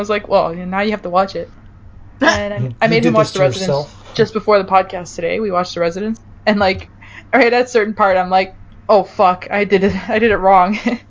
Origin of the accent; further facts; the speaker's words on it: Canada; Me for being Canadian.